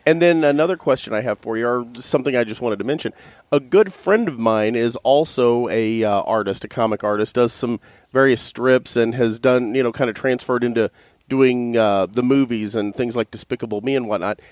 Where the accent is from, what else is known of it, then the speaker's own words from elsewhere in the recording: Southern Illinois, United States; when I was a kid growing up in Southern Illinois